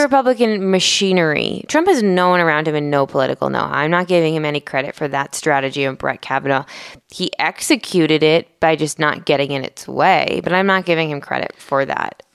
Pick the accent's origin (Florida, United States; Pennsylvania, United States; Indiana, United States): Pennsylvania, United States; outside of Philadelphia; I grew up outside of Philadelphia in the suburban counties there